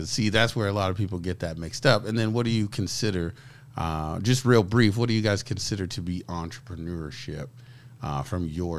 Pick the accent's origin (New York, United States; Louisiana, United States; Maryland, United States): New York, United States; I'm from New York.